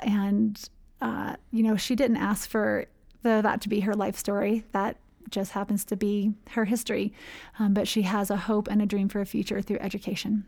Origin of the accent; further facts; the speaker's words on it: North Carolina, United States; moved away as an adult; also born or lived in Spartanburg, South Carolina; now in Ecuador; I grew up in North Carolina, born and raised in the Episcopal Church